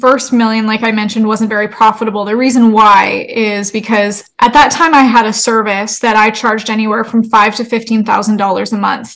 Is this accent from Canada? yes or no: yes; Canada; moved away as an adult; now in United States; I'm Canadian and I moved to the States